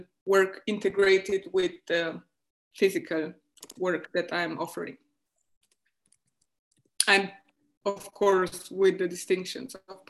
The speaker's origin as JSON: {"language": "English", "country": "Romania", "moved": "yes", "lives_now": "Austria", "said": "I am living in Austria. I originally come from Romania."}